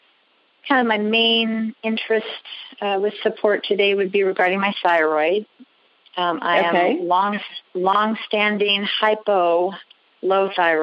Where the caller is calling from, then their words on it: Albany, Oregon, United States; I'm calling from Albany, Oregon.